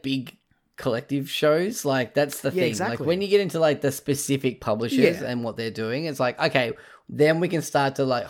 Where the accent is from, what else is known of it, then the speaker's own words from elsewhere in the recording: Australia; So …, which you would mind, I guess being Australian, we sort of go to David Koch.